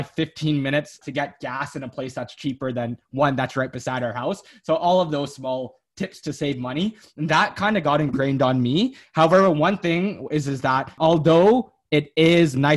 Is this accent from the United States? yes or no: no; Canada; they immigrated down to Canada, worked a ton of blue labor jobs, right? Like 90-hour work weeks, making minimum wage to make ends meet. And then eventually they had my sister